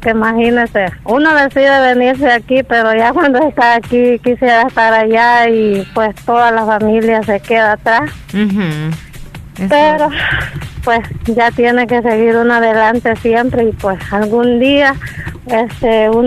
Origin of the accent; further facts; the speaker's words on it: Esparta, Puntarenas, Costa Rica; yo sí me acuerdo porque también yo crecí en Esparta. Bueno, en algunos años estuve allá.